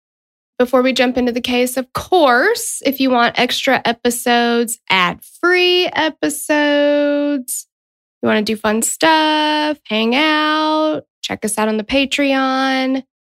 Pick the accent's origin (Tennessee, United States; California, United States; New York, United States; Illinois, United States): Tennessee, United States; We are from Tennessee.